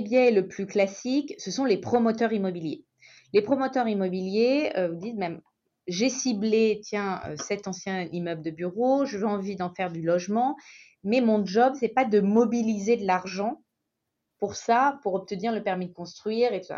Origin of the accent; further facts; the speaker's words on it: Saint-Étienne, Auvergne-Rhône-Alpes, France; Je suis stéphanoise, pure souche